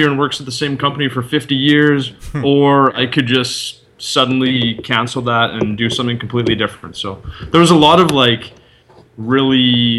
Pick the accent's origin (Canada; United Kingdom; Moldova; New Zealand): Canada; moved away as an adult; now in Netherlands; for me at least, being a Canadian